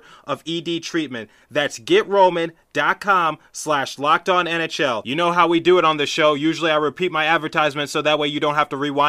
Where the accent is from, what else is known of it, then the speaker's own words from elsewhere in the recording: the East, East Coast, United States; I'm from the East